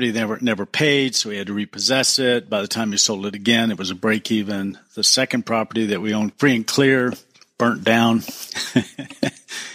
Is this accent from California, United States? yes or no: yes; Southern California, United States; I was born in Southern California